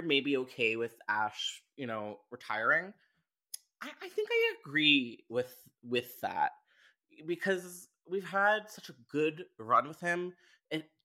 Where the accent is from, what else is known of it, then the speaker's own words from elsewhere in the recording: Canada; I'm Canadian